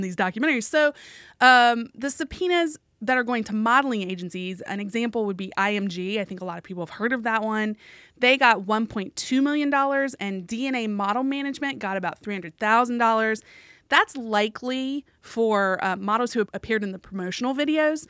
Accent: West Virginia, United States; moved away as an adult; I'm from West Virginia, small state, lots yeah. of rural areas

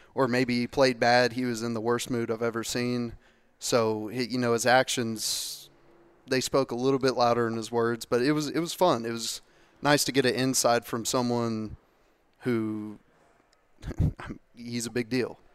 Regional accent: Lexington, Kentucky, United States; I grew up here in Lexington, grew up five minutes from Commonwealth, Kroger Field

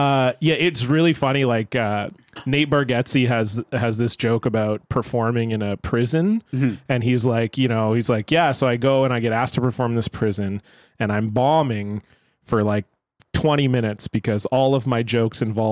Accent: Surrey, British Columbia, Canada; I grew up in a city called Surrey, but I grew up in the south end of that city, which is very close to another city called White Rock.

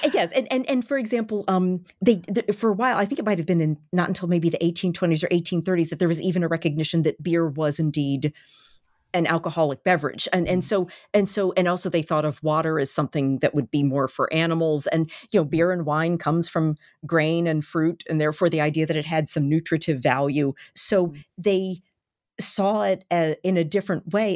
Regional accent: Baltimore, Maryland, United States; born or raised there

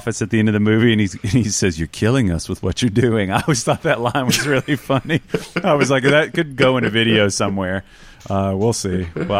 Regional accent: Southern United States, United States; accent: Southern; "Oh, I'm country."

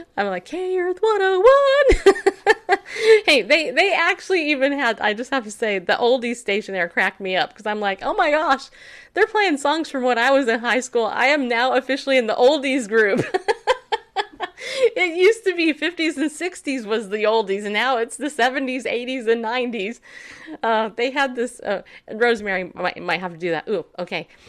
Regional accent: upstate New York, United States; moved away; also born or lived in California; I was born in New York state, upstate. And I'm so glad I don't live there

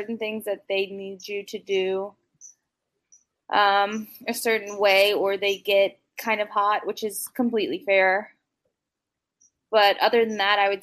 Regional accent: New Orleans, Louisiana, United States; moved away as an adult; now in Orlando, United States; I'm originally from New Orleans, Louisiana. I moved out to Orlando now

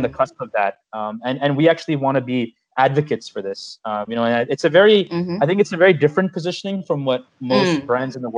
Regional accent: United States; growing up in the United States as a kid, you know, going to elementary school and spending pretty much my entire childhood here

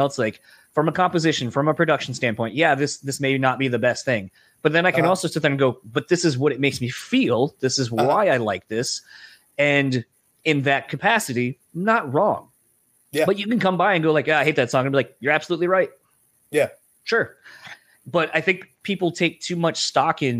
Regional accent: Delaware, United States; now in Michigan, United States; growing up in Delaware, we kind of had our own thing

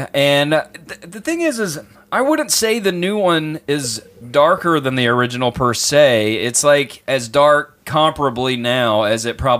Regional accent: Mississippi, United States; whenever I was a kid growing up in Mississippi biting the heads off of chickens

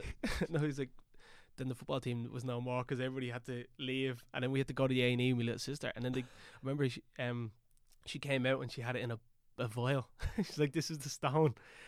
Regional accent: Dublin, Leinster, Ireland; I grew up in Kevin Street.

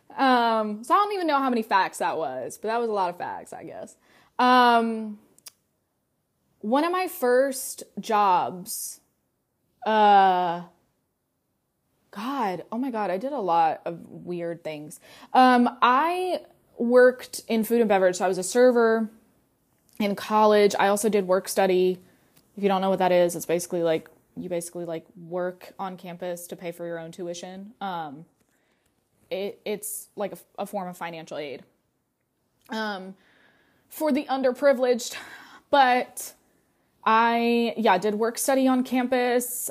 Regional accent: North Carolina, United States; first language Russian; English is a second language; moved away as an adult; also born or lived in Russia; now in Atlanta, United States; I was raised in North Carolina, but I told you that I'd lived in Russia for the first five years of my life

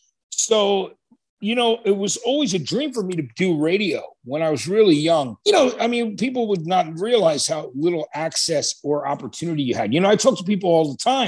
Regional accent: New Jersey, United States; also born or lived in Athens, Georgia / Dunellen, New Jersey; I was born there, but I was raised in New Jersey where my parents were from

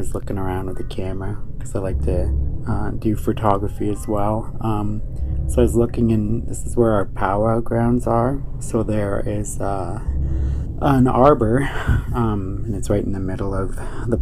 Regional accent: Ontario, Canada; I'm from Ontario, Canada

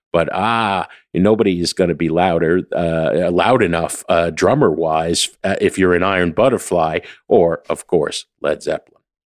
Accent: New Jersey, United States; I'm from Jersey

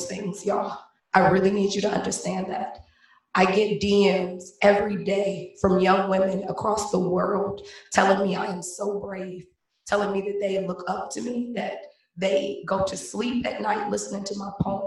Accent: Cleveland, Ohio, United States; Born and raised in Cleveland, Ohio

